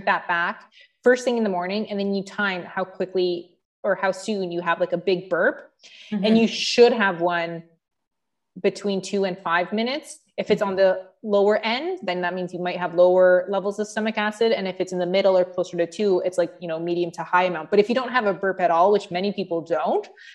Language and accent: English; Mississauga, Ontario, Canada; I'm from Mississauga.